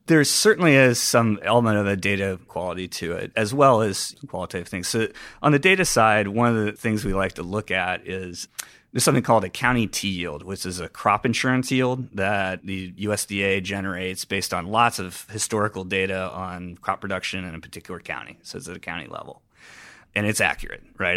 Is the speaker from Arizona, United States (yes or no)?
no; Cedar Rapids, Iowa, United States; moved away as an adult; also born or lived in Boston; I grew up in Cedar Rapids, Iowa